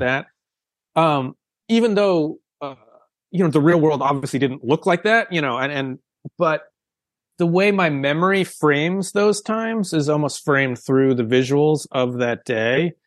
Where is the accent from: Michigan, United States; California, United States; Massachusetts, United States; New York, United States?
Massachusetts, United States; outside of Boston; I grew up outside of Boston